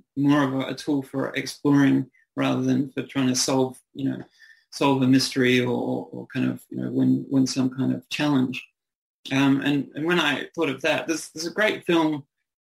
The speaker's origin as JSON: {"language": "English", "country": "New Zealand", "accent": "New Zealand", "moved": "as an adult", "lives_now": "Australia", "said": "I'm a New Zealander, so I have a kind of, I moved over here in my early 20s"}